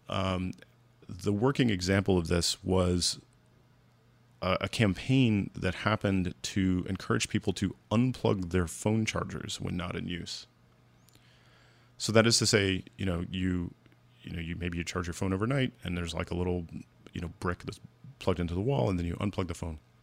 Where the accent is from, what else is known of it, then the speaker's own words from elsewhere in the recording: United States; as an American